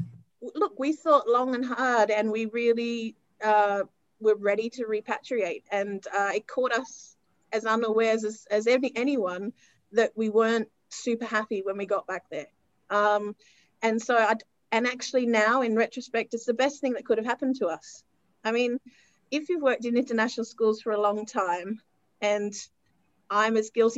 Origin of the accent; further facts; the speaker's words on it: Australia; I actually stepped away from Patna and went back to my home country, which at that time was Australia